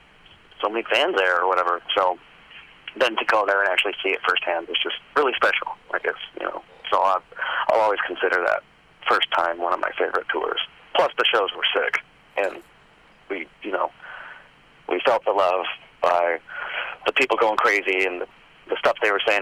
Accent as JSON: {"language": "English", "region": "Southern California", "country": "United States", "tie": "born or raised there", "said": "Southern California, where I, where I live. It's very much like this place, Temecula, which is 30 minutes from where I live, or 45 or so minutes from where I grew up."}